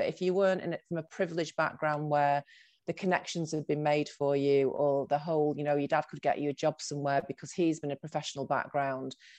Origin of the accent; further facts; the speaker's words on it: Salford, North West England, United Kingdom; moved away as an adult; also born or lived in Manchester / Birmingham; I was born in Manchester, but then I grew up in Salford